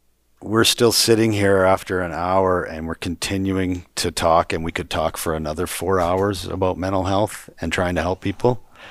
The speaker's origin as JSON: {"language": "English", "town": "Calgary", "region": "Alberta", "country": "Canada", "said": "I'm from Calgary. I'm from city. Okay. Yeah, city."}